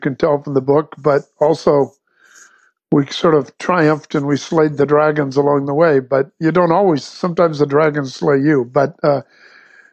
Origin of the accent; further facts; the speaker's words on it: Southern California, United States; also born or lived in Santa Barbara, California; I'm from Southern California